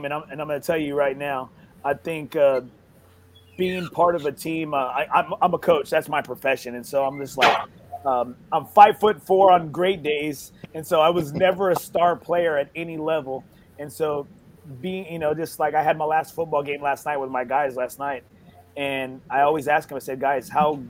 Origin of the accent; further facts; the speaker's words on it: Corpus Christi, Texas, United States; I'm from Corpus Christi, and being from Corpus